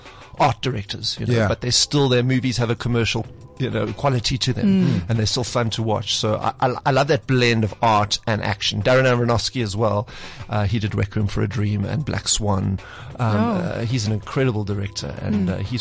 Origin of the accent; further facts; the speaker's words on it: South Africa; as South African filmmakers